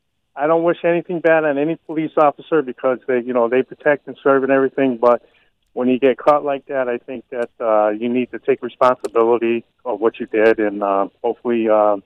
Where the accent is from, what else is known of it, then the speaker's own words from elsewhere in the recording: Springfield, Massachusetts, United States; I grew up in Springfield all my life, and my father was a Springfield cop